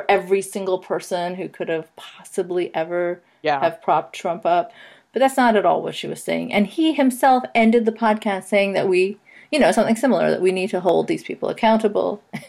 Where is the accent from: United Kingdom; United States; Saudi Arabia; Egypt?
Saudi Arabia; growing up in Saudi Arabia, I can tell you that at best, you don't know anything about anti-Semitism. At worst, you are, you know, raised in it.